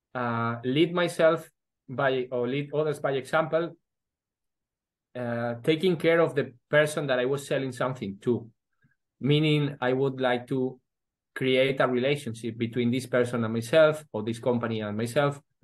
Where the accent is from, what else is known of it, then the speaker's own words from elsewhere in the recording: Madrid, Community of Madrid, Spain; also born or lived in Vigo, Galicia / Edinburgh / Oxford / New Delhi; when I was five years old, my father once was uh, moved to Madrid he was a human resources director of uh, Carrefour uh, for Spain and Portugal. And then, yeah, uh, I lived most of my life in Madrid